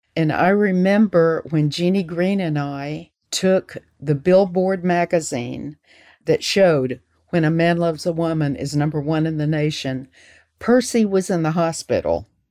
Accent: Florence, Alabama, United States; moved away as an adult; also born or lived in California; I was born in Florence, Alabama, and this is where I live right now.

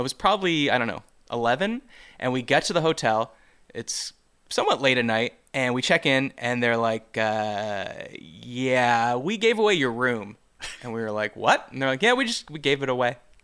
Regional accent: Canada; I'm Canadian

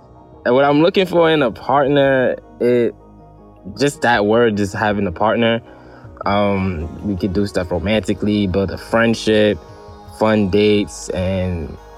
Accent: New York City, New York, United States; I'm 25 years old. I'm from Brooklyn, New York.

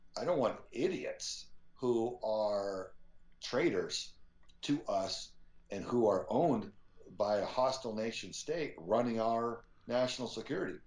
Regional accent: Spring, Texas, United States; my mm-hmm. dad was a very sincere and devout pastor in uh, Spring, Texas. And, and I just grew up around so many quality people

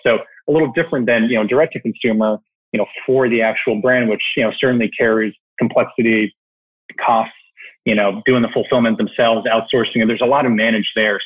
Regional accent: Canada; moved away as an adult; now in New York City, United States; I was born and raised in Canada

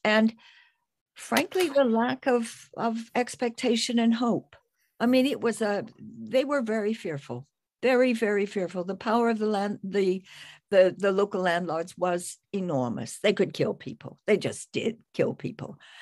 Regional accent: United States; moved away as an adult; now in United Kingdom; I'm an expatriate American, but living in Britain, where I've been for fifty years.

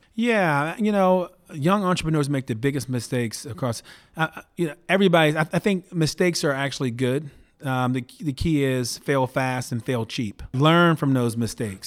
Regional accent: Baltimore, Maryland, United States; moved away as an adult; now in Palo Alto, United States; I went to eight different public schools growing up in and around Baltimore

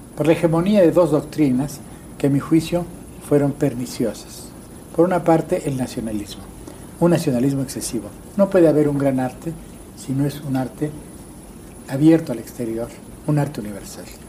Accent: Mexico; also born or lived in United States; yo había vivido de niño en los Estados Unidos. Y en la escuela, en el kindergarten, el primer día que llegué, tuve un pleito con mis compañeros porque yo no hablaba inglés. Dos años después volví a, México, volví a México

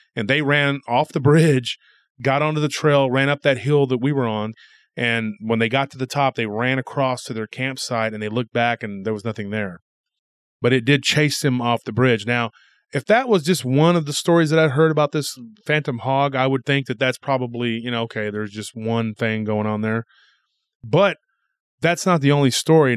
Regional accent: Granger, Texas area, United States; that area of my hometown

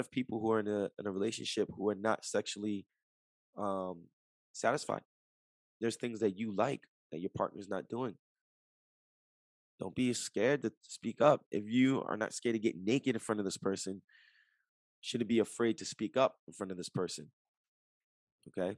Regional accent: Jersey City, New Jersey, United States; I'm from Jersey City, right across the Hudson River from New York City.

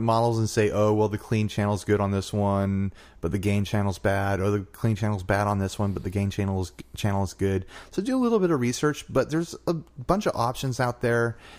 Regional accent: the South, United States; accent: Southern; Sorry for my southern accent.

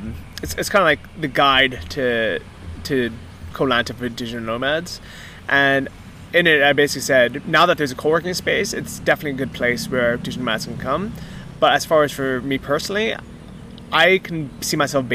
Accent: Fort Wayne, Indiana, United States; It's completely different than growing up in Fort Wayne, Indiana, or in the city.

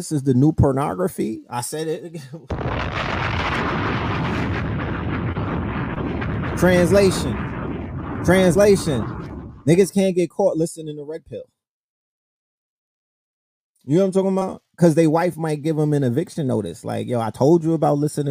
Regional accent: New York City, New York, United States; I'm from New York City

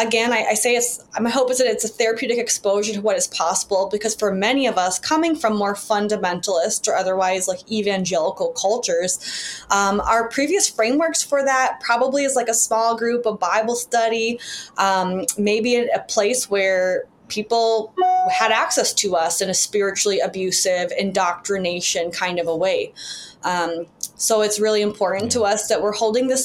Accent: Chicago, Illinois, United States; my father also in Chicago, where I grew up

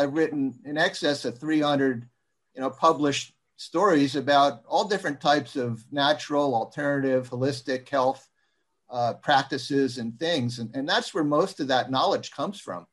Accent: United States; as an American

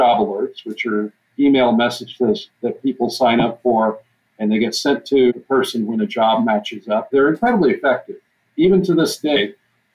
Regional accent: Texas, United States; now in Grinnell, United States; I'm originally from Texas.

